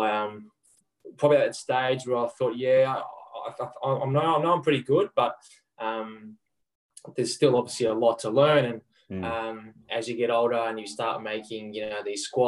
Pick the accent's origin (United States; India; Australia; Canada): Australia; Melbourne, Victoria; I grew up in Melbourne